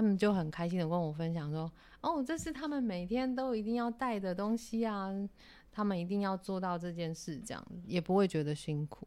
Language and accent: Chinese; Yuanlin, Changhua County, Taiwan; 那其实我是彰化的孩子，就是嗯。彰化园林市的一个乡下小孩